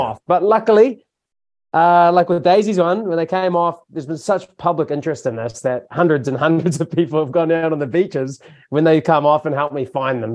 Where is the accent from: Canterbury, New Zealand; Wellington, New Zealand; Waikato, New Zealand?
Waikato, New Zealand; Hamilton; now in Tauranga, New Zealand; I grew up in Hamilton